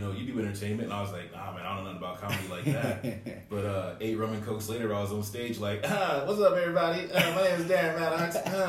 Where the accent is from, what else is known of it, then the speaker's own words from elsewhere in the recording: Chicago, Illinois, United States; moved away; I'm from Chicago originally.